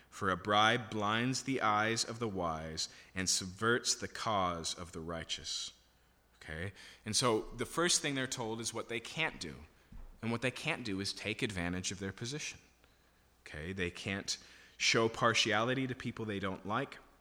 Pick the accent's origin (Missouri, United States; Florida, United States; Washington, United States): Washington, United States; Yakima; I grew up in Yakima, so I can still remember my very first year of high school